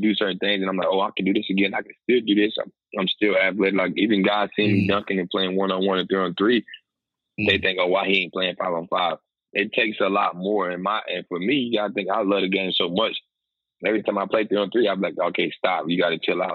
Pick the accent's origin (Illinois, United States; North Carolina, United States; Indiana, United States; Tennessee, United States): North Carolina, United States; Raleigh; moved away as an adult; now in Washington, DC, United States; North Carolina in my hometown in Raleigh